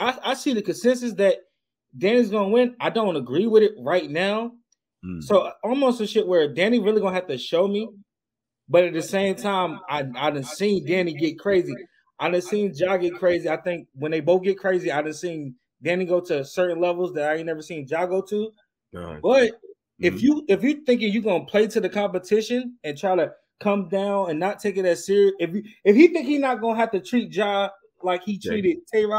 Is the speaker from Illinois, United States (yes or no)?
no; Virginia, United States; I'm from Virginia.